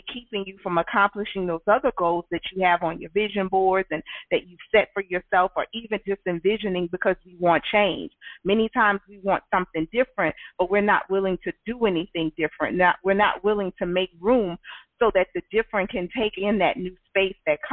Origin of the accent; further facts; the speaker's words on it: Louisiana, United States; I'm from the South. I live in Louisiana all my life.